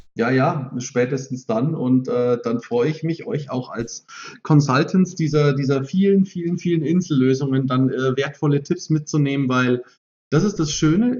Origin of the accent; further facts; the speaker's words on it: Germany; als Deutsche